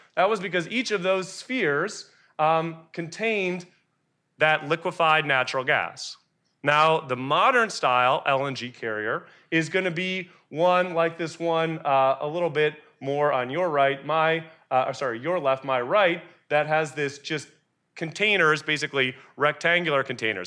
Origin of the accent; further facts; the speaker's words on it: Texas, United States; I am from Texas